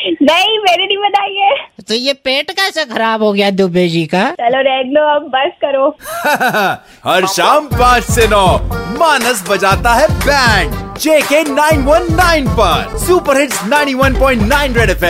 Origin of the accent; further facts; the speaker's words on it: Jammu, Jammu and Kashmir, India; मैं ना इधर यहीं पे जम्मू का ही रहने वाला हूँ